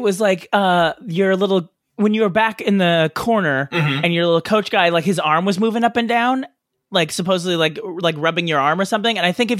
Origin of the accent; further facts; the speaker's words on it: Australia; now in New Zealand; I'm an expat from Australia living in New Zealand.